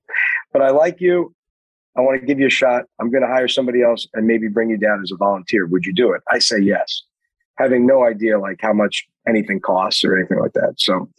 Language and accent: English; Queens, New York, United States; and I'm from Queens, you know.